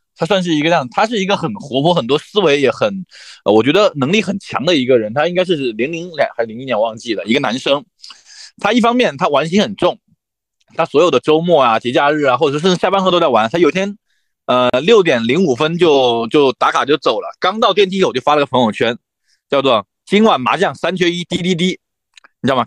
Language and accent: Chinese; Xiamen, Fujian, China; also born or lived in Beijing; 我既然我是一个福建人，我以后一定， 一定不会在北京、长期生活到比如说三十岁、四十岁这是肯定不可能的。那与其这样子的话，哦，我到三十五岁，我回到了那个我的家乡，我又要从头开始，那我为什么不提早回去呢